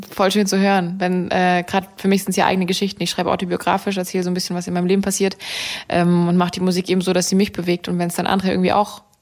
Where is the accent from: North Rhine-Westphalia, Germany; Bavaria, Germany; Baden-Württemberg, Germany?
Baden-Württemberg, Germany; accent: Swabian; Ich bin äh, in der schwäbischen Küche aufgewachsen. Ich komme aus dem, aus, aus dem Schwabeländle unter.